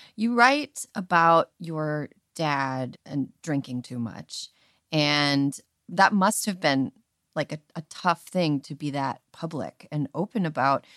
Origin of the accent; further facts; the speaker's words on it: Wisconsin, United States; moved away as an adult; I grew up in Wisconsin